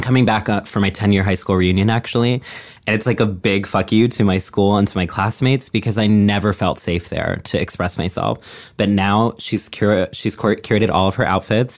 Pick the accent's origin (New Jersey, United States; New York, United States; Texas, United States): Texas, United States; moved away; I grew up in a small town in Texas